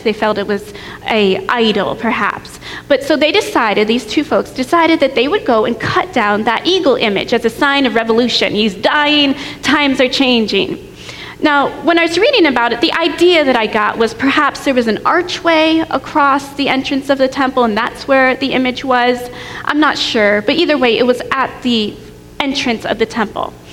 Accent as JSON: {"language": "English", "region": "New York", "country": "United States", "tie": "born or raised there", "also_born_or_lived": "Tennessee", "moved": "as an adult", "said": "I grew up in New York State and I went to college in Tennessee."}